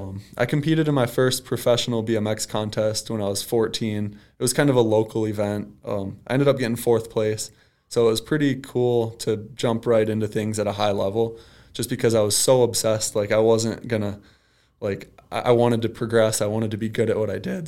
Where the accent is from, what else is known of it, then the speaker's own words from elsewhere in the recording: Ida, Michigan, United States; So I grew up in Ida, Michigan